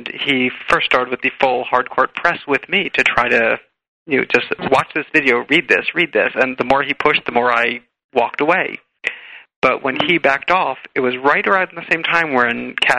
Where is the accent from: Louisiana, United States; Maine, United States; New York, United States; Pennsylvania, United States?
New York, United States; I'm actually from New York.